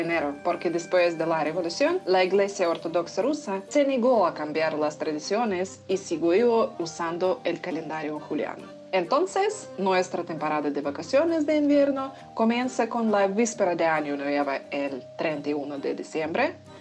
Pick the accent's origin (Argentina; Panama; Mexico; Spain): Spain; moved away; Nosotros venimos del norte de España, de dos regiones que se llaman el País Vasco y Navarra